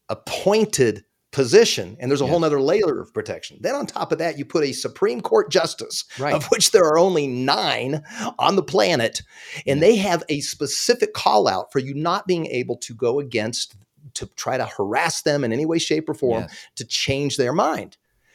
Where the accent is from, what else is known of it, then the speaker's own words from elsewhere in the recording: Pasadena, California, United States; born there; I mean, I was born in Pasadena. I always had a nostalgia for Southern California.